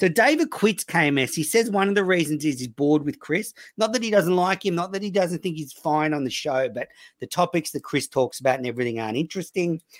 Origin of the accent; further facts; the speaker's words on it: Sydney, New South Wales, Australia; I was from Sydney